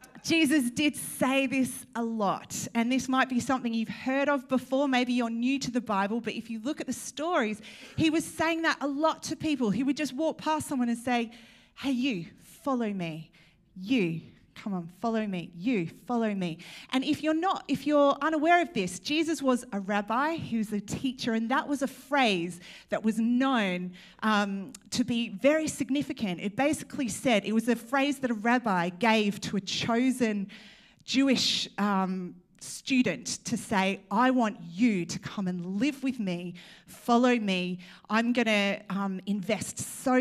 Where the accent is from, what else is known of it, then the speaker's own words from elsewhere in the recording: Australia; now in United Kingdom; I'm trying to embrace my Australian. I was recently told, by the way, I am from Australia.